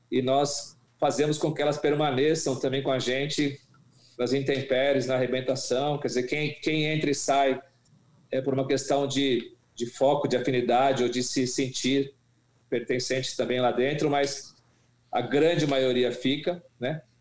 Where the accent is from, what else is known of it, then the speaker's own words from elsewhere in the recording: Brazil; porque a gente é brasileiro, conhece o Brasil.